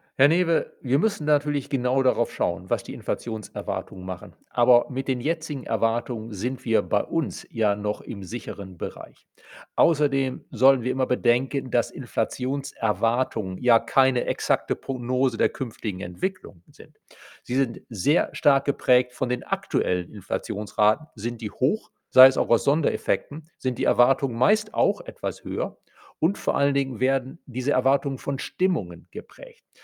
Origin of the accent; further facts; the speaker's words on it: Germany; bei uns in Deutschland